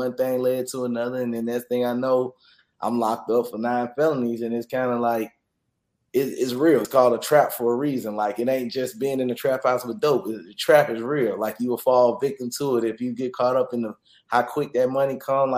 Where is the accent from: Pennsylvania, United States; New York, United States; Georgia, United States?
Georgia, United States; Atlanta; all my roots was in the West Side, so I still went over to school in the West Side